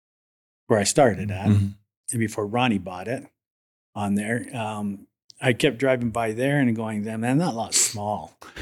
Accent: Fort Macleod, Alberta, Canada; I was born and raised in a small town called Fort McLeod, Alberta.

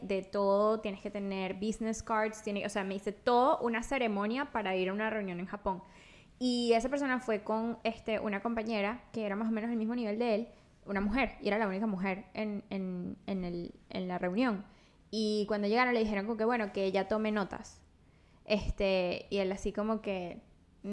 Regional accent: La Guaira, Venezuela; now in United States; yo soy de La Guaira

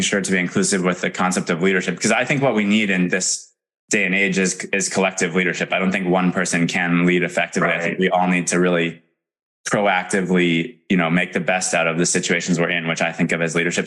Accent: Madison, Wisconsin, United States; I'm from Madison, Wisconsin originally

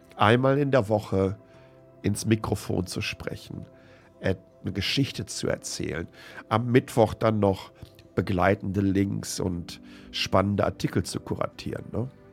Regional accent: Germany; born or raised there; moved away

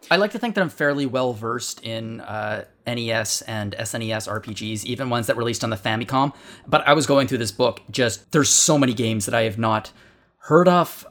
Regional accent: Canada; I'm Canadian

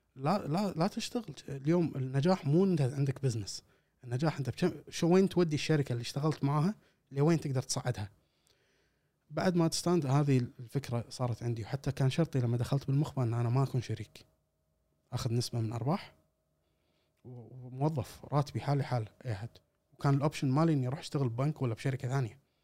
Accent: Kuwait; احنا كويتيين

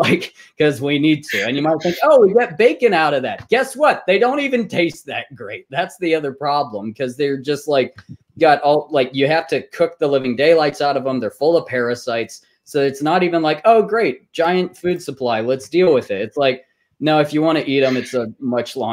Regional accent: Texas, United States; moved away; I'm originally from Texas

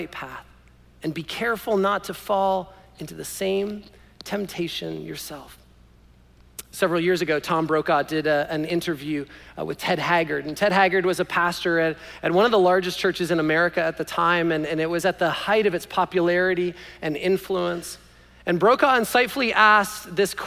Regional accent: Canada; I was born in Canada

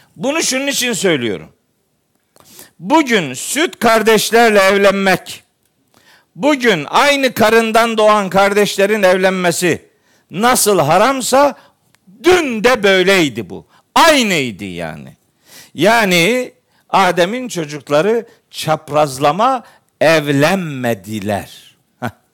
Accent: Eastern Black Sea, Turkey; Bizim oraları bilirim ben, iyi bilirim. Doğu Karadeniz'i iyi bilirim

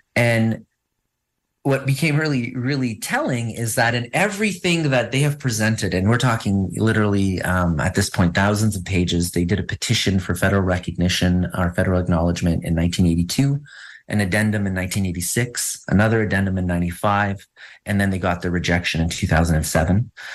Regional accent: Northern Ontario, Canada; I'm French Canadian from a region um, in, in, what is considered Northern Ontario

